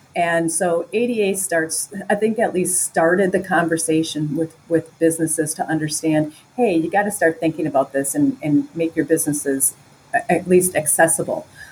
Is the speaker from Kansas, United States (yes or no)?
no; Wisconsin, United States; moved away as an adult; also born or lived in Chicago; I grew up in Wisconsin. It's a Midwest, northern Midwest state